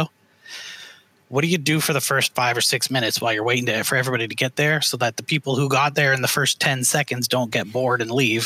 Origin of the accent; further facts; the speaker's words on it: Canada; moved away as an adult; now in United States; I came to the U.S. about the same time you did, because I'm from Canada originally